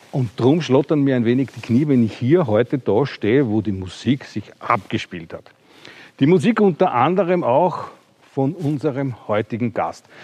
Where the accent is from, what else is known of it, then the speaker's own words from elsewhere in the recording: Austria; Ich bin aus Österreich.